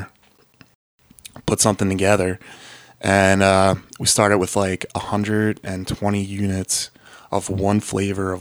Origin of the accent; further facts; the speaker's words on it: Philadelphia, Pennsylvania, United States; I'm from Northeast Philly.